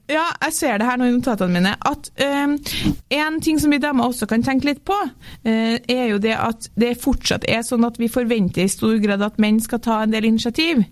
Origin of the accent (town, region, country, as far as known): Norway; moved away; also born or lived in London